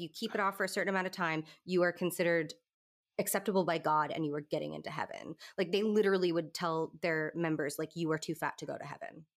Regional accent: the South, United States; I'm from the South, and I'm used to church ladies having big hair

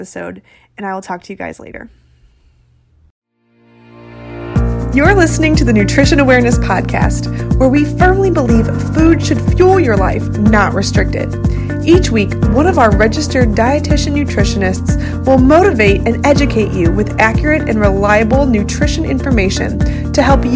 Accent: Missouri, United States; I grew up in Missouri

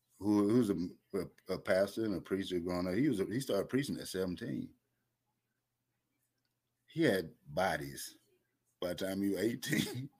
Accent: Atlanta, Georgia, United States; I'm from Atlanta, the Atlanta area.

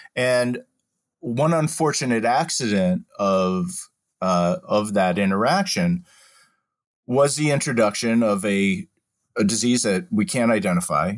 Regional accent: Massachusetts, United States; moved away as an adult; also born or lived in Washington, D.C.; now in Philadelphia, United States; I was born and raised in Massachusetts

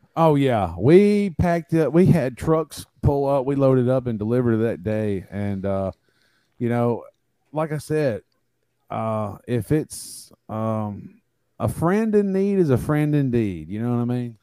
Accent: Tuscaloosa, Alabama, United States; I'm from Tuscaloosa, Alabama. Uh, I've lived here all my life

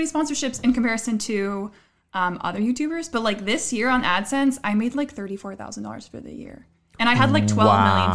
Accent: Orange County, California, United States; also born or lived in France; I'm again originally from Orange County, so I was staying with my parents at the time.

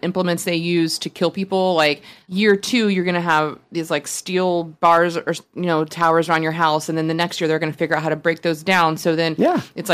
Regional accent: Atlanta, Georgia, United States; When I grew up in Atlanta, and when we had the 1996 Olympics there

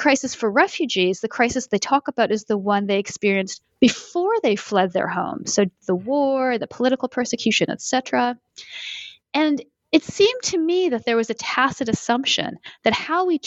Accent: Canada; moved away as an adult; also born or lived in Connecticut, United States; now in Boston, United States; Since I live in the U.S. and I'm originally from Canada

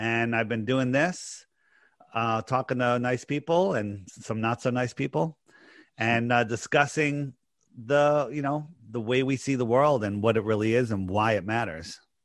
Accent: East Coast, United States; I'm just a normal guy growing up on the East Coast here

